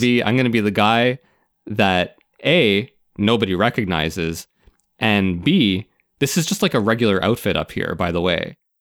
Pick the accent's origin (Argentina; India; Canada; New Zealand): Canada; I'm Canadian